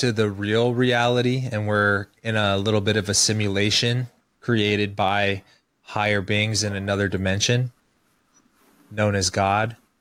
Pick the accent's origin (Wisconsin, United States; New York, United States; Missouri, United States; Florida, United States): Missouri, United States; Kansas City; born or raised there